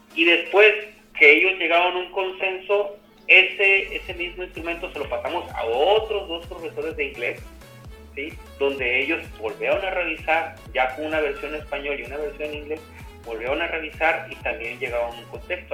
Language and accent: Spanish; Sonora, Mexico; moved away as an adult; now in Colima, Mexico; Soy originario de de Sonora